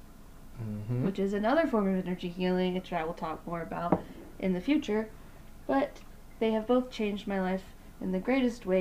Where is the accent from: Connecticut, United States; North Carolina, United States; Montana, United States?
North Carolina, United States; Pinehurst; accent: twang; also born or lived in Wilmington, North Carolina; I was born in Pinehurst